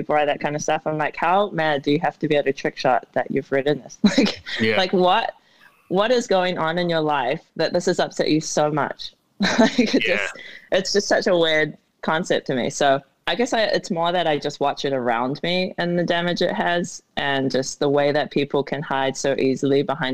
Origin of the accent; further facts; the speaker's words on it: New Zealand; now in Arizona, United States; growing up in New Zealand